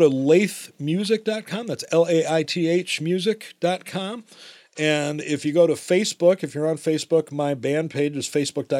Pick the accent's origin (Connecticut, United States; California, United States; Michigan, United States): Michigan, United States; Ann Arbor; growing up in Burns Park in Ann Arbor, that's where Ken Burns is from.